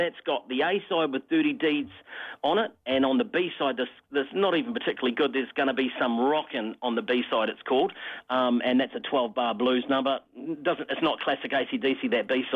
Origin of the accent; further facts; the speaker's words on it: Wairarapa, Wellington, New Zealand; moved away; growing up in the Wairarapa myself